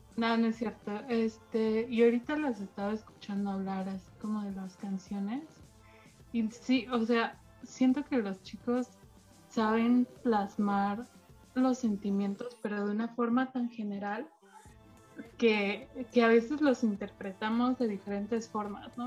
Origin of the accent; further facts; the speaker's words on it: Mexico; tengo 22, soy de México